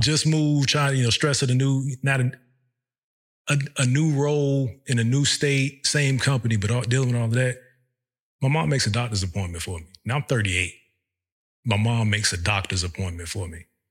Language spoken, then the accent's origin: English; Virginia, United States; moved away as an adult; We're from Virginia